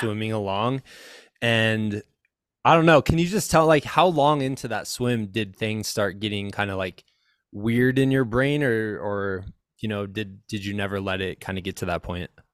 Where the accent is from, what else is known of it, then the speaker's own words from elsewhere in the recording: Iowa, United States; I'm from Iowa in the middle of the United